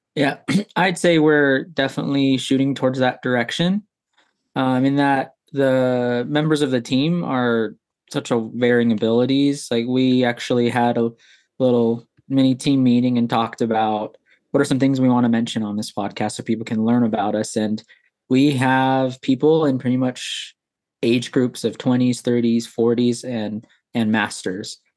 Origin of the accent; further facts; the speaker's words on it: Anchorage, Alaska, United States; moved away as an adult; now in Texas, United States; I was born and raised in Anchorage, Alaska